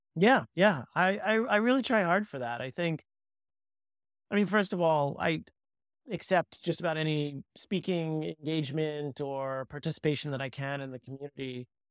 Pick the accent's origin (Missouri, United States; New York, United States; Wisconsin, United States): New York, United States; New York City; I grew up in New York, and so I'm very, very fortunate that the ecosystem kind of grew up around me and I didn't have to move